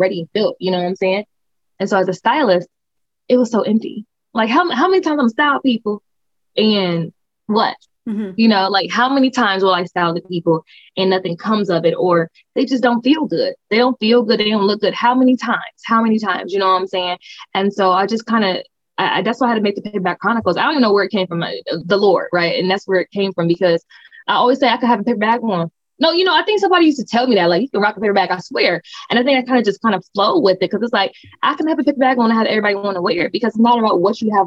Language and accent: English; Akron, Ohio, United States; So I'm from Akron, Ohio. I went to art schools, like audition type art schools